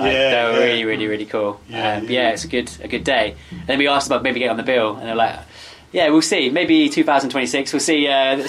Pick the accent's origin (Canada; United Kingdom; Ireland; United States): United Kingdom; Rowhedge, East of England; We're actually all from Roe Hedge. We all live in Roe Hedge.